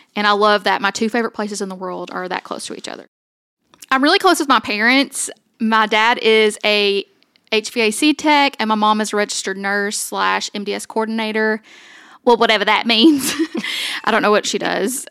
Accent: Somerset, Kentucky, United States; also born or lived in Owensboro, Kentucky; we moved to Eastern Kentucky to a place called Somerset

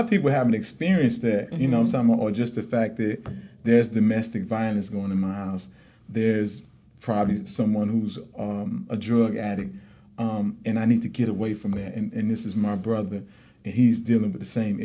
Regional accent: Chicago, Illinois, United States; I'm of South Side of Chicago, 47th Street. Okay. I went to high school there.

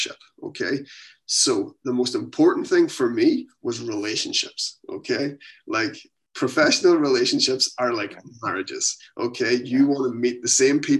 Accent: Ireland; moved away as an adult; now in Halifax, Canada; I'm from Ireland, but we're here in Canada

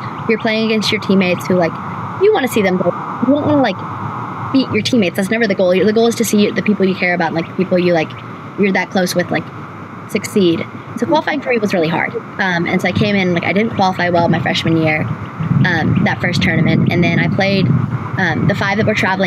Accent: North Carolina, United States; in my home state

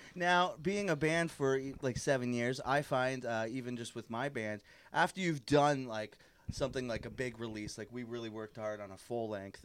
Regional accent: Niagara / Hamilton, Ontario, Canada; in my hometown, of, you know Niagara, in the Hamilton

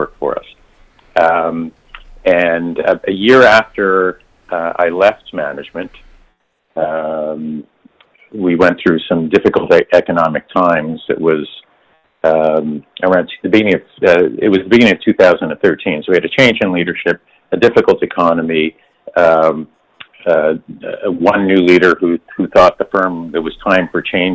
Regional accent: Montreal, Quebec, Canada; moved away as an adult; also born or lived in Toronto; I'm from Montreal originally, and okay. In 1989, I moved to Toronto

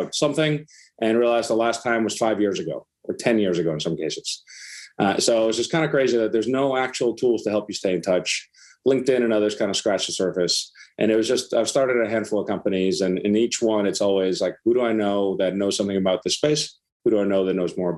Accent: Iceland; moved away; I'm from Iceland originally

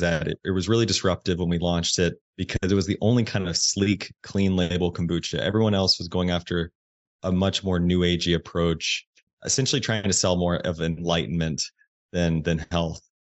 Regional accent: Indiana, United States; I grew up in Indiana. I grew up in the Midwest.

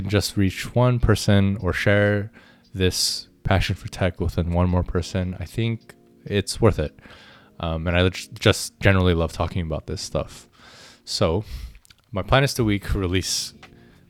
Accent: Orange County, Southern California, United States; I grew up in Southern California, Orange County

